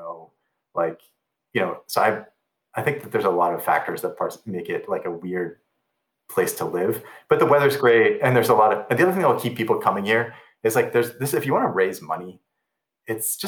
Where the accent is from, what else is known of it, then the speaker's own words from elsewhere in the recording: Pittsburgh, Pennsylvania, United States; now in San Francisco, United States; where I grew up in Pittsburgh